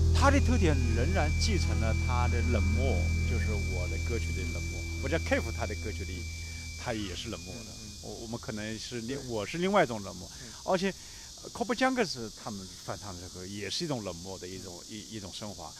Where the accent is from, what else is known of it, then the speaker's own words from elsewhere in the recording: Jiangsu, China; 我是个江苏人